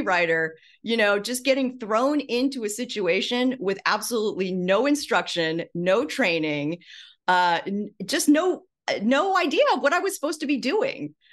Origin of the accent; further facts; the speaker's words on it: Midwest, United States; moved away; I'm from, uh, the Midwest. My parents were Taiwanese immigrants, and, um, you know, they settled in the Midwest